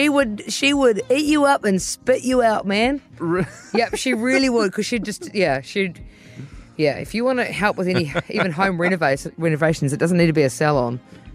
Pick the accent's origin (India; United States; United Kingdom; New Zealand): New Zealand; Dargaville, Northland; I'm from Dargaville.